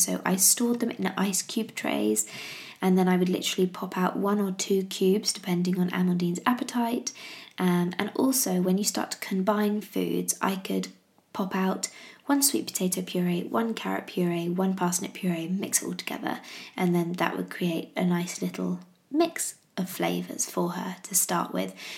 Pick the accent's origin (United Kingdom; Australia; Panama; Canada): United Kingdom; England; I'm English